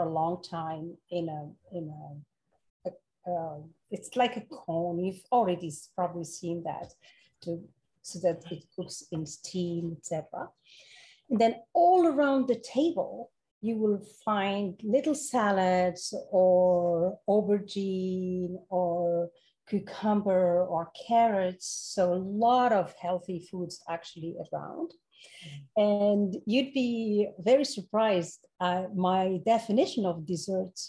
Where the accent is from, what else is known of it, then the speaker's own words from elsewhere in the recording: Morocco; moved away as an adult; also born or lived in France / Europe; now in United States; I was born and raised in Morocco, and then I moved to France for college and then spent 24 years in Europe and then moved to the US 10 years ago.